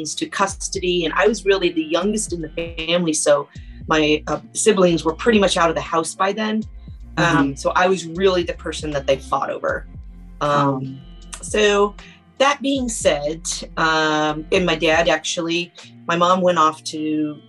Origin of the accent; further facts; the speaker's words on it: Indianapolis, Indiana, United States; I was born and raised in Indianapolis, Indiana